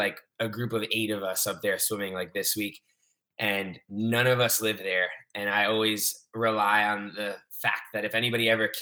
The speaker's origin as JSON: {"language": "English", "region": "South Florida", "country": "United States", "tie": "born or raised there", "also_born_or_lived": "Providence, Rhode Island / Clemson, South Carolina", "lives_now": "Miami, United States", "said": "We moved down to South Florida when I was 2, and I've pretty much lived here ever since."}